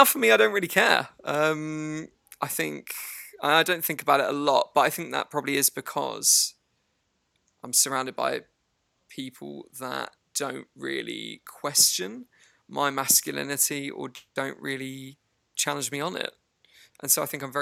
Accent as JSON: {"language": "English", "town": "Harlow", "region": "East of England", "country": "United Kingdom", "tie": "born or raised there", "moved": "as an adult", "said": "I came from a place in England that is just kind of 20 miles outside of London. It's a town called Harlow in Essex"}